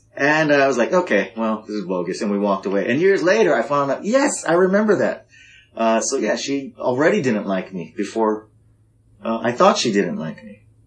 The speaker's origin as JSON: {"language": "English", "region": "Hawaii", "country": "United States", "said": "I'm a guy from Hawaii"}